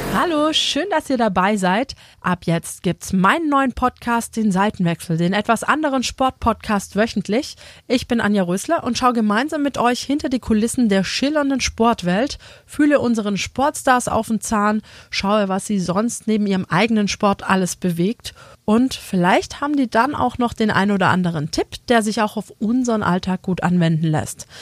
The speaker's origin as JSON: {"language": "German", "town": "Metzingen", "region": "Baden-Württemberg", "country": "Germany", "tie": "born or raised there", "said": "ich bin aufgewachsen in Metzingen"}